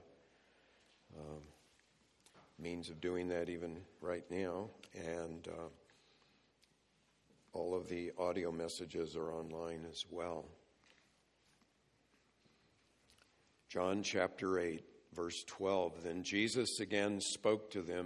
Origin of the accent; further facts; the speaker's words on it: California, United States; I grew up in California